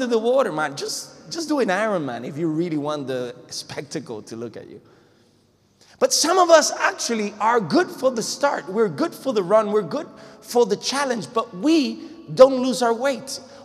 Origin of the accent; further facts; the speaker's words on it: Puerto Rico; moved away; I come from Puerto Rico, so I have to say Hawaii instead of Hawaii